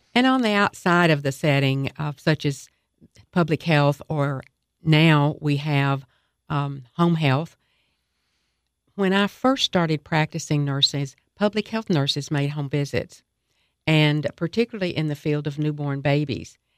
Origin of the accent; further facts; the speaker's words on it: Cookeville, Tennessee, United States; I was raised in Tennessee and in Cookville, particularly middle school, high school